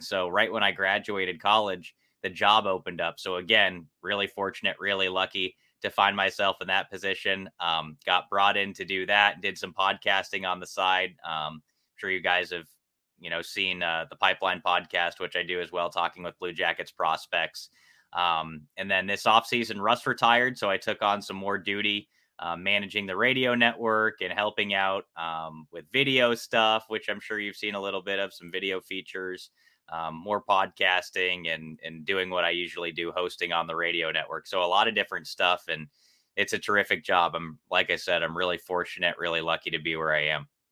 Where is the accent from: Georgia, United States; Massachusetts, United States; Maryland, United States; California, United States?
California, United States; Los Angeles; moved away as an adult; also born or lived in Ohio; now in Columbus, United States; I'm from Los Angeles, and I grew up about five minutes away from the LA Kings facility and started playing there when I was three